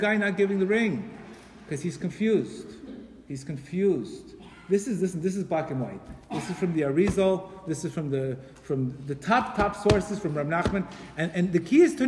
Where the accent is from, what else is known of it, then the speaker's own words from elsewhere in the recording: Colombia; I'm from Colombia, by the way. I'm from Colombia